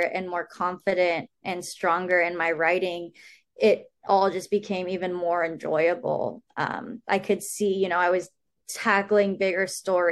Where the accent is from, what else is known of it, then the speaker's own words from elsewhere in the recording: Sacramento, California, United States; moved away as an adult; now in Santa Barbara, United States; I grew up in Sacramento